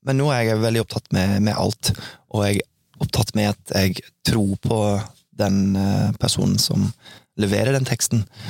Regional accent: Oklahoma City, Oklahoma, United States; moved away; Oklahoma City, der jeg vokste opp, det er egentlig veldig stort

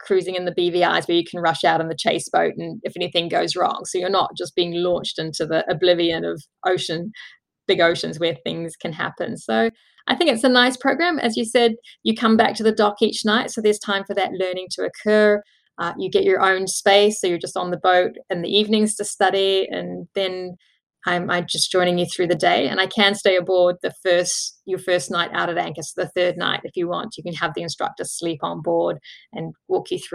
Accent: New Zealand; And New Zealand, my hometown, is home country

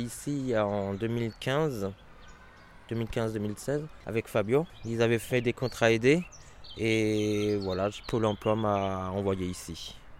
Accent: Marmoutier, Grand Est, France; also born or lived in Wasselonne; je suis natif de Marmoutier.

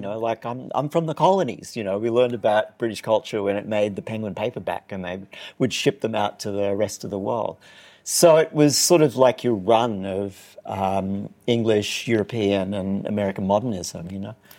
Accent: Newcastle, New South Wales, Australia; moved away; my hometown, which is Newcastle, New South Wales, the other Newcastle

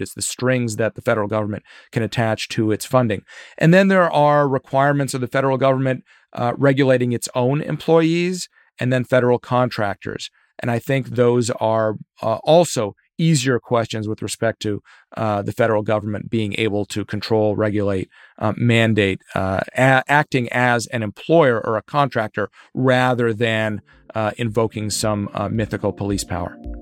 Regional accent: Virginia, United States; my home state of Virginia

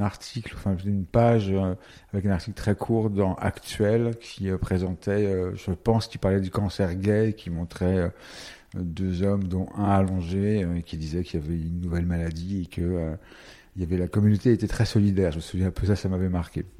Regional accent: Paris, Île-de-France, France; Et parisien, je suis né à Paris

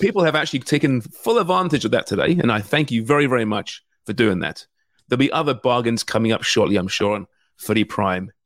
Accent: Canada

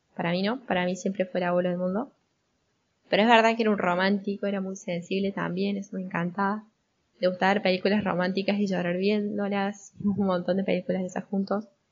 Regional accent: Argentina; Yo soy argentina, tengo 23 años

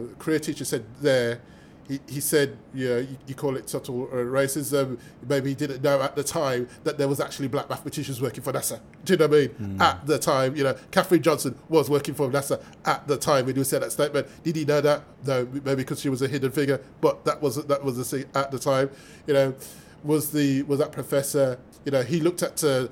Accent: Birmingham, West Midlands, United Kingdom; I'm from Birmingham

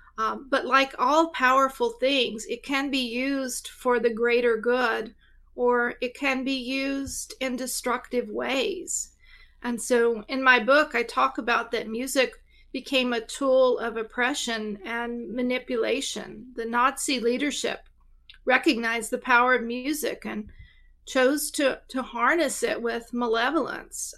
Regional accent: East Tennessee, United States; I am actually from East Tennessee. So, um, yeah, I live right near, uh, where I grew up.

